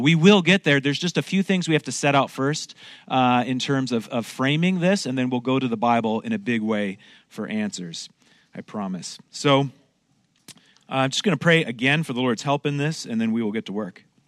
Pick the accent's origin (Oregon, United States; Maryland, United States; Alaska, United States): Oregon, United States; moved away as an adult; now in Montreal, Canada; I'm originally from Oregon, but my wife grew up here in Montreal, and so I kinda married, uh, into this